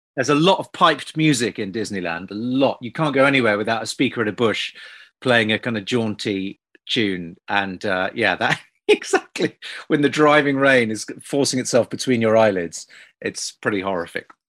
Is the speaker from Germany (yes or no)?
no; United Kingdom; British people growing up